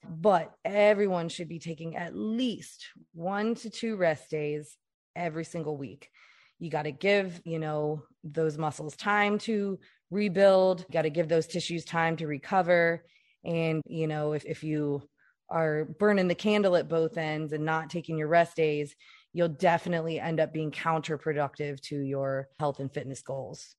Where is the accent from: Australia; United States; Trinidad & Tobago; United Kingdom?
United States; Louisiana; I'm from Louisiana